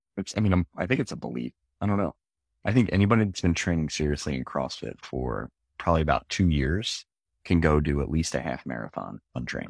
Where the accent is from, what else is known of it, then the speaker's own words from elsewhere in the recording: Philadelphia, Pennsylvania, United States; moved away; also born or lived in upstate New York; I grew up in Philly